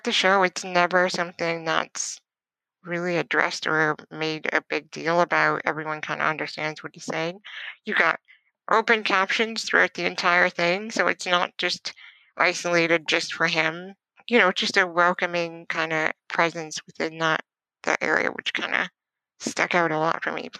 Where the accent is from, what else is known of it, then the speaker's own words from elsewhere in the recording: Canada; also born or lived in Ontario; I am in Ontario. I'm a Canadian writer, producer